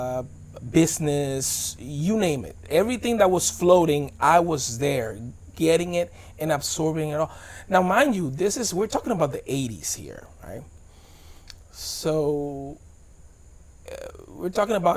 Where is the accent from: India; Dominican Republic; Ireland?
Dominican Republic; also born or lived in Bronx, New York; now in United States; I moved to the Dominican Republic when I was 11 months